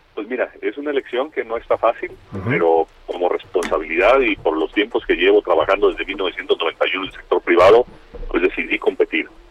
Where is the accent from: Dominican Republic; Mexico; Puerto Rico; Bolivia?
Mexico; mi país